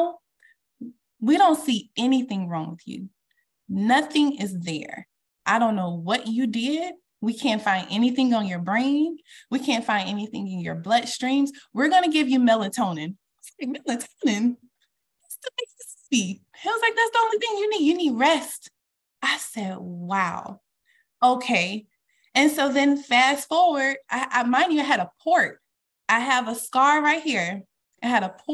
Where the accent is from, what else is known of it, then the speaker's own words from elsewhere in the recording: the South, United States; I'm from the South